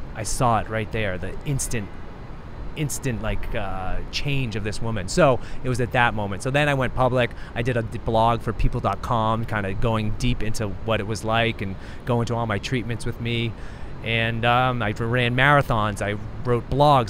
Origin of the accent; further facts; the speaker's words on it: United States; born and raised in the United States, living in New York City